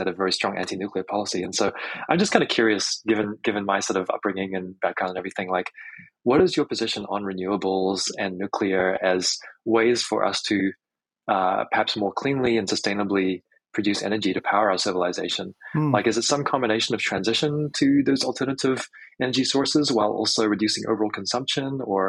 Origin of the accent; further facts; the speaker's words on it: New Zealand; moved away; I come from New Zealand originally